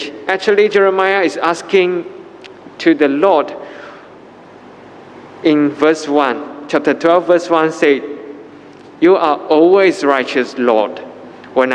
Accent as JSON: {"language": "English", "country": "Malaysia", "said": "as a Malaysian"}